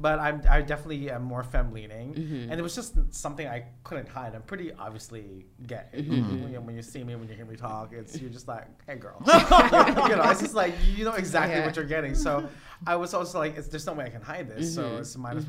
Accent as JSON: {"language": "English", "country": "Philippines", "moved": "yes", "lives_now": "United States", "said": "Only being Filipino"}